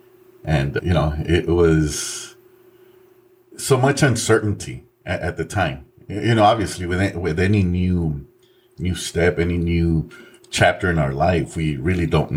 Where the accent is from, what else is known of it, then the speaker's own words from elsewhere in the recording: San Antonio, Texas, United States; also born or lived in Mexico; We grew up very poor. We grew up in the west side of San Antonio